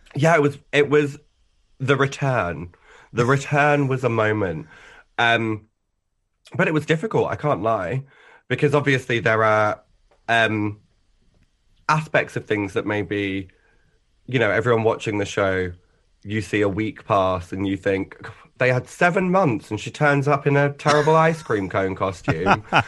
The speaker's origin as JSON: {"language": "English", "area": "Essex", "region": "East of England", "country": "United Kingdom", "tie": "born or raised there", "said": "I grew up in Essex, which was honestly a lovely pa-, place to sort of, like, grow up"}